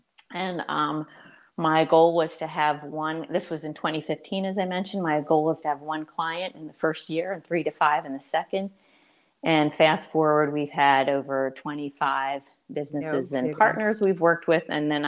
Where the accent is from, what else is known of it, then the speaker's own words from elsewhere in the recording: Boyertown, Pennsylvania, United States; moved away as an adult; also born or lived in Boston; my roots in Boyertown, because just growing up in a small town, now it's no longer a small town